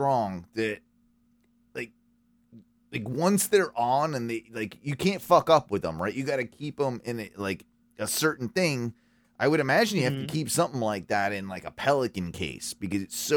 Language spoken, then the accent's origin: English; England, United Kingdom; moved away; I'm English. British, half English, half Welsh, but was never really raised to be a big like fan of the royal family